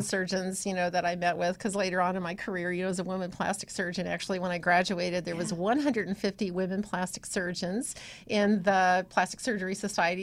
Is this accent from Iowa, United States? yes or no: yes; Iowa, United States; moved away as an adult; also born or lived in Illinois / Ohio; So, I was born in Illinois, then yeah. I lived in Iowa until yeah. I was about 14, and then I moved to Ohio.